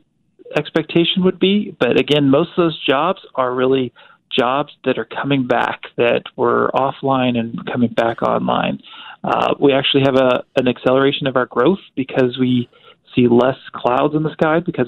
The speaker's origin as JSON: {"language": "English", "town": "Topeka", "region": "Kansas", "country": "United States", "tie": "born or raised there", "also_born_or_lived": "Georgia, United States", "lives_now": "Wichita, United States", "said": "I grew up and graduated Topeka High, but I was born in Georgia"}